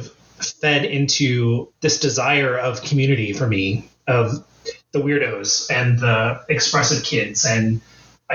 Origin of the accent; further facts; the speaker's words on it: Arizona, United States; moved away as an adult; also born or lived in New York; back to my hometown